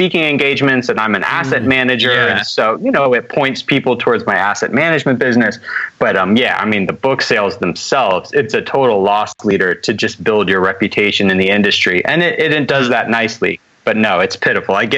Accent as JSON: {"language": "English", "region": "Alabama", "country": "United States", "tie": "born or raised there", "moved": "yes", "lives_now": "Atlanta, United States", "said": "But I grew up in Alabama, live in Atlanta now."}